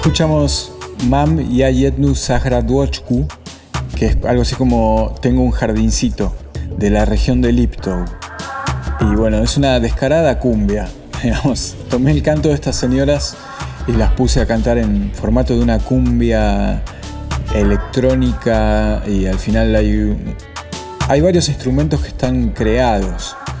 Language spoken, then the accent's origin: Spanish; Argentina; moved away as an adult; also born or lived in Buenos Aires; now in Slovakia; ser de, de, un país como Argentina